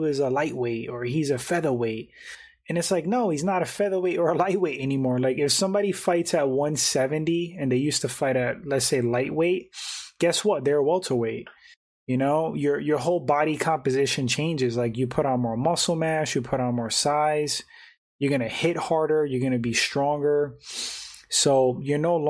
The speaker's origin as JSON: {"language": "English", "town": "New York City", "region": "New York", "country": "United States", "tie": "born or raised there", "also_born_or_lived": "West Palm Beach, Florida / Fort Lauderdale, Florida / Jacksonville, Florida", "said": "I'm from New York, so it's crazy how, like, I could adapt to Florida."}